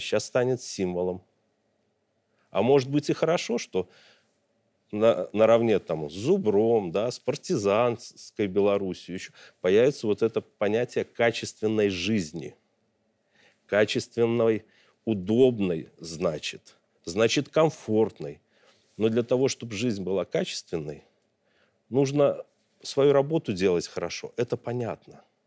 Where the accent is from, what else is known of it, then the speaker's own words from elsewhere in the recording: Belarus; как белорус, как гражданин, как обычный человек